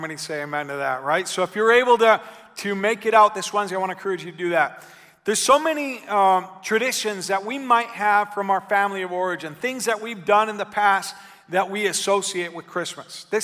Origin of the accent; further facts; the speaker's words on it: Argentina; also born or lived in Menominee, Wisconsin, United States; my family, even though I grew up in Argentina, I was born in Menominee, Wisconsin, which is not as eccentric as Buenos Aires, Argentina.